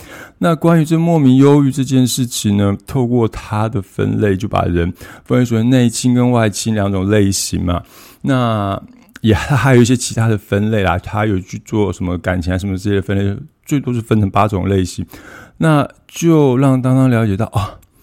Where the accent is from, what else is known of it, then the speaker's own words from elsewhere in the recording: Taiwan; 我们台湾这边